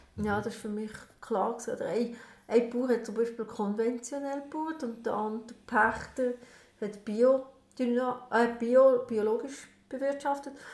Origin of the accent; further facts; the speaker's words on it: Lucerne, Switzerland; now in Emmental, Switzerland; Und ich als Luzerner